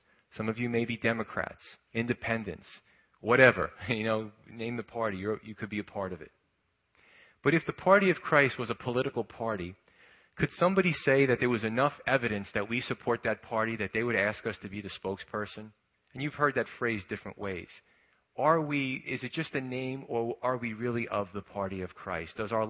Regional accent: New York, United States; I came from New York, so please don't be offended.

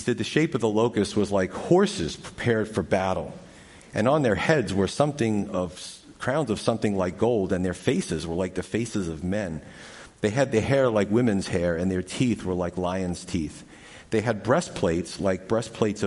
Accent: New York, United States; growing up in New York

